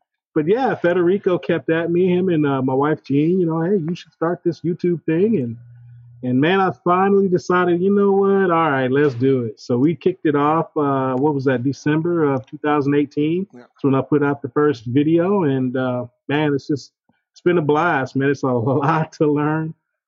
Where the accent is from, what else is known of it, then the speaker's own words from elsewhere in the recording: Killeen, Texas, United States; now in Austin, United States; after I moved to Austin, I grew up in Killeen, you know, I was an Army brat.